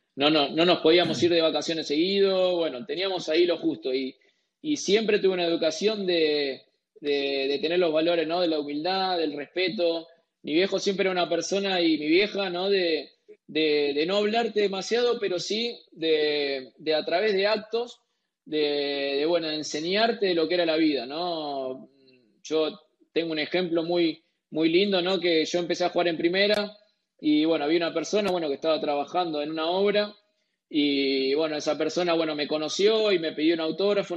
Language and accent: Spanish; Argentina; como argentinos